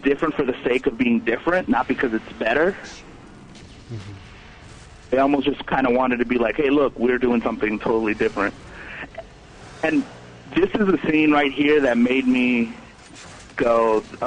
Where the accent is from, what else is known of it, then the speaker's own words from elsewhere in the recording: Maryland, United States; I come from Maryland